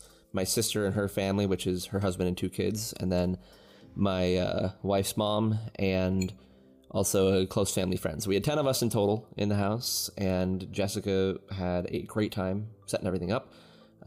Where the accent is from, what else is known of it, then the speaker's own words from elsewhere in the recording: United States; We're all American